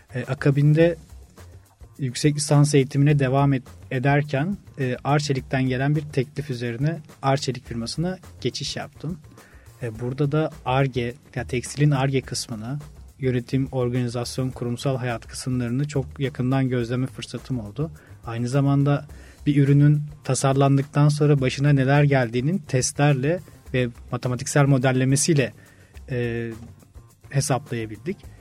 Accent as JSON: {"language": "Turkish", "town": "Orhangazi", "region": "Bursa", "country": "Turkey", "tie": "born or raised there", "also_born_or_lived": "Samsun", "moved": "as an adult", "lives_now": "Istanbul, Turkey", "said": "İlk ve orta öğretimi Bursa Orhan Gazi'de tamamladım"}